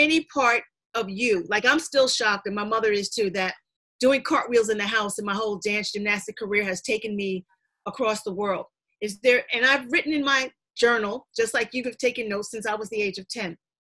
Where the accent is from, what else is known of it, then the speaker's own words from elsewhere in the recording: Queens, New York, United States; I'm from Queens.